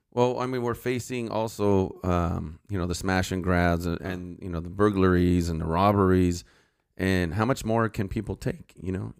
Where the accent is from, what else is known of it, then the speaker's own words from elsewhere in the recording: Santa Clarita, California, United States; also born or lived in San Fernando Valley, California / Sylmar / Granada Hills / Northridge; I grew up in Santa Clarita.